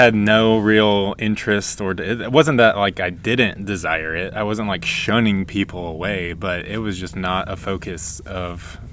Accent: Nashville, Tennessee, United States; moved away as an adult; we're from Nashville, Tennessee. Lived there for, like, 28 years of my life.

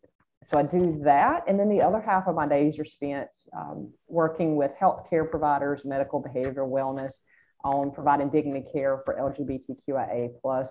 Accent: South Georgia, United States; accent: Georgia; I grew up in South Georgia

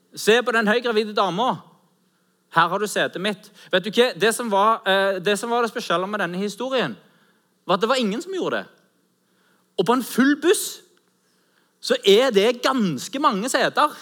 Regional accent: Norway; Vi er jo nordmenn

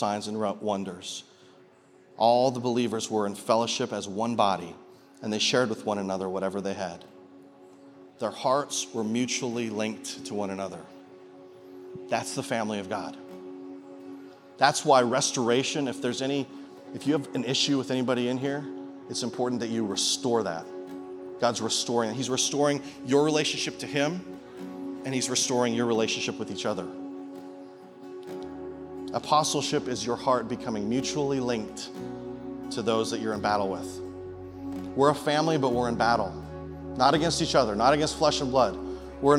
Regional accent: Canada; now in Peoria, United States; I'm from Canada originally, but I'm a Peorian now.

